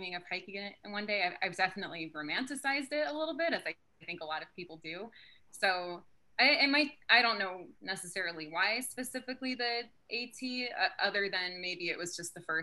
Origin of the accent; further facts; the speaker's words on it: southeastern Pennsylvania, United States; also born or lived in Salem, Oregon; I was born in Salem, Oregon, but I grew up in southeastern Pennsylvania